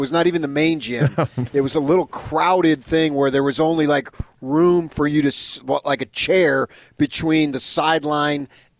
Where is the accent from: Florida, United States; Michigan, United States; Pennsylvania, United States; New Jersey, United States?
New Jersey, United States; Well, I'm from Jersey.